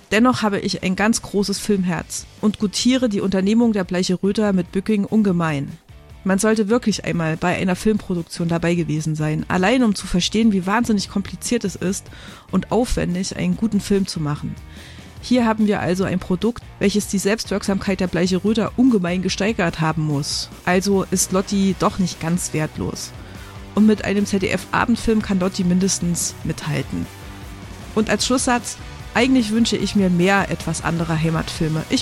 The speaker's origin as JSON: {"language": "German", "region": "Thuringia", "country": "Germany", "said": "Oder sächsische Schauspieler versuchen sich als Thüringer, was ich dann als Einheimische nur schwer erträglich finde."}